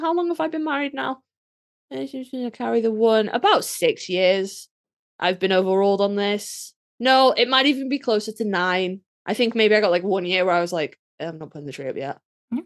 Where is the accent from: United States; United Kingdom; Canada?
United Kingdom; I'm British. We don't celebrate Thanksgiving over here